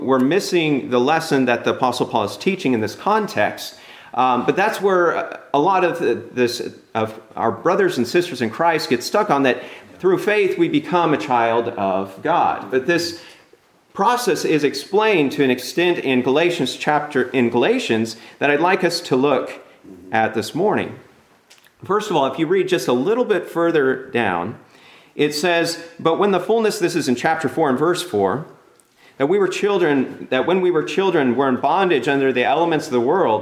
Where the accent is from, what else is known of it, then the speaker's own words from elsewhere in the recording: California, United States; I'm from California